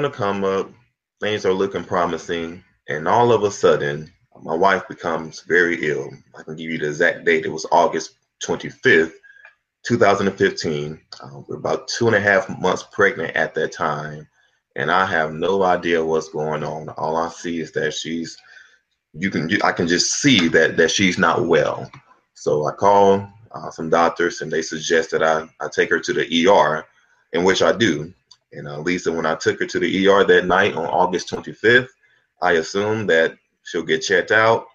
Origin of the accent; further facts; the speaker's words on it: Florence, Alabama, United States; moved away as an adult; also born or lived in Atlanta, Georgia; I'm originally from Florence, Alabama. Grew up there